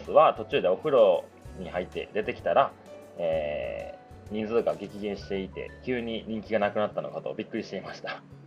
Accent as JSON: {"language": "Japanese", "country": "Japan", "tie": "born or raised there", "said": "日本で生まれてさ"}